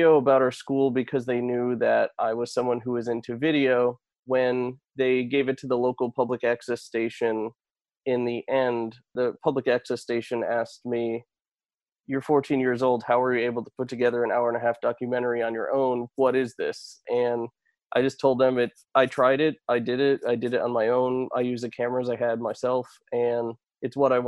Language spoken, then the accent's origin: English; Connecticut, United States; I spent 5 years in local news working my way up at that station, Fox 61, my hometown station